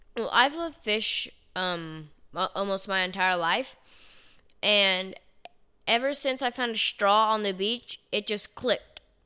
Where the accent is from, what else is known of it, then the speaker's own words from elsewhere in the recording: Chattanooga, Tennessee, United States; I was from Chattanooga, Tennessee